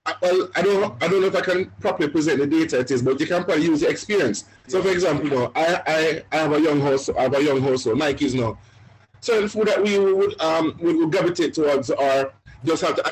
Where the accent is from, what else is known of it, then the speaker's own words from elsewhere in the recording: Jamaica; now in Canada; we're Jamaican